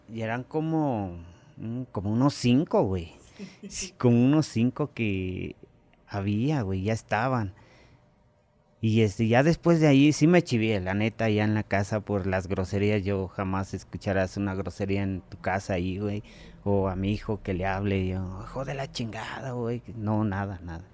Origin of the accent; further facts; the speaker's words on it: Mexico; also born or lived in Xonacatlán, State of Mexico; como mexicano